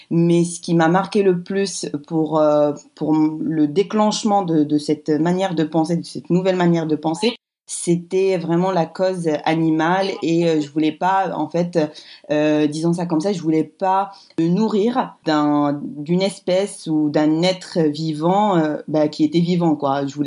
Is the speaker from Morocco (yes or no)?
yes; Morocco; quand je suis invitée chez moi au Maroc, ben là, là c'est vrai que je ne veux pas trop euh, offusquer les gens